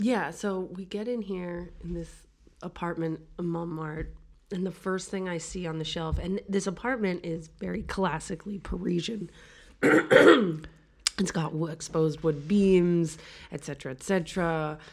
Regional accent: New York City, New York, United States; also born or lived in Greenwich Village, New York City; I grew up in Brooklyn

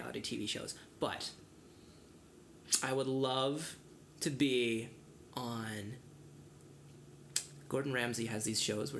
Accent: Beijing, China; born there; I was born in Beijing, yes

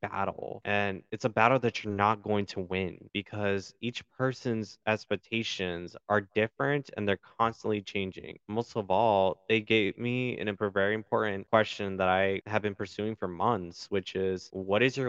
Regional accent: Milwaukee, Wisconsin, United States; also born or lived in Chicago, Illinois; I was born in Chicago, but for the majority of my life, I was raised in Milwaukee, Wisconsin

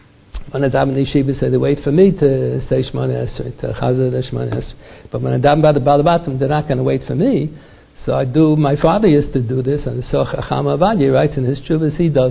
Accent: United States; first language English; Our mother tongue is not Hebrew. We talk English. I was born in America

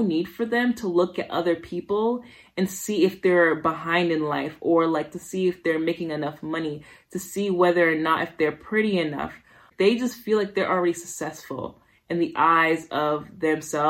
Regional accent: Somerville, Massachusetts, United States; also born or lived in Brooklyn, New York / Haiti (parents); I was raised in Somerville, Massachusetts.

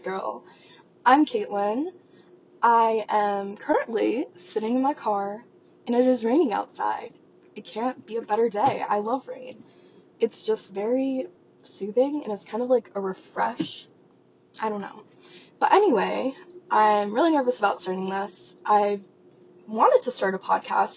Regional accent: Las Vegas, Nevada, United States; I grew up in Las Vegas, Nevada, and no, I did not live in a casino.

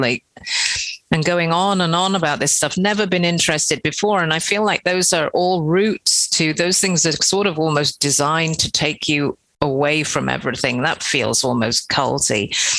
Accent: England, United Kingdom; we're we're from England as well, Britain

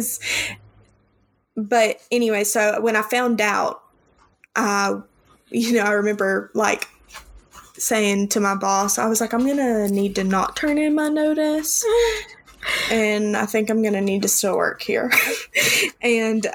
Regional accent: the Bible Belt, United States; growing up in the Bible Belt

